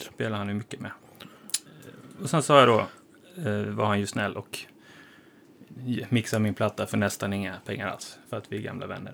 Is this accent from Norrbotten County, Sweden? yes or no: no; Halmstad, Halland County, Sweden; moved away as an adult; now in Stockholm, Sweden; Jag kommer från Halmstad från början